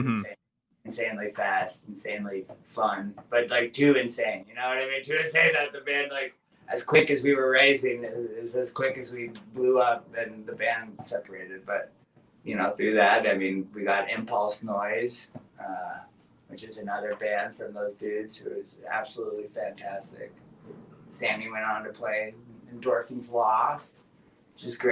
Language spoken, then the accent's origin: English; Alaska, United States; moved away as an adult; also born or lived in Colorado; now in Washington, United States; I'm from Alaska, and then I've spent 3 years in Colorado when my mom went to school, and then I went back to Alaska, and then I moved to Washington when I was 18 years old